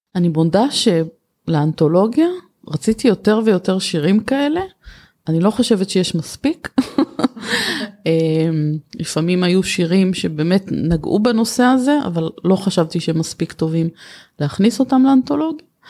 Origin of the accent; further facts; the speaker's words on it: Kiryat Yam, Haifa District, Israel; בעיר שגדלתי בה, בקריית ים